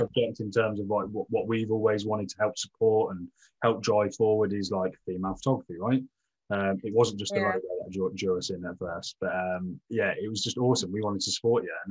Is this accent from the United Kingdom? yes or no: yes; Northampton, East Midlands, United Kingdom; we are like pure Midlands